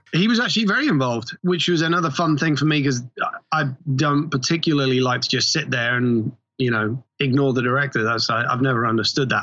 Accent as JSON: {"language": "English", "region": "England", "country": "United Kingdom", "tie": "born or raised there", "moved": "yes", "said": "I grew up in England"}